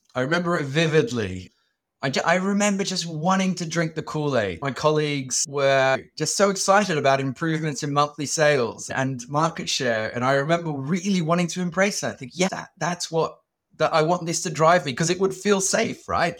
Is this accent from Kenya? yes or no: no; Sydney, New South Wales, Australia; I grew up in Sydney, in Australia, and we were migrants